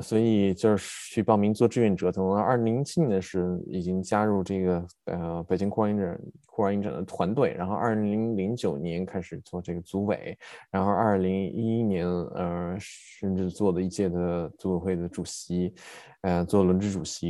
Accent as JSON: {"language": "Chinese", "area": "on the border with Shandong", "region": "Jiangsu", "country": "China", "tie": "born or raised there", "moved": "as an adult", "lives_now": "Berlin, Germany", "said": "我老家在江苏，所以跟我们呃我在江苏跟山东的交界的地方"}